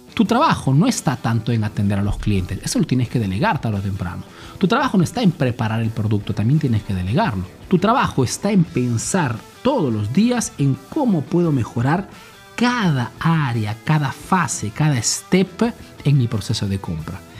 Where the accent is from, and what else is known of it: Peru; now in Italy